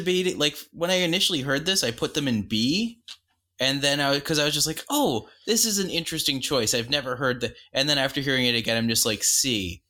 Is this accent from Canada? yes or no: yes; Canada; My note for this, apart from being Canadian, is this song is fine, I guess.